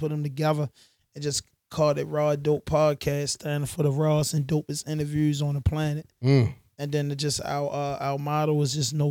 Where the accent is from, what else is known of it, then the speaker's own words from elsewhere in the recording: Baltimore, Maryland, United States; we come from Baltimore and we come from, you know, the urban community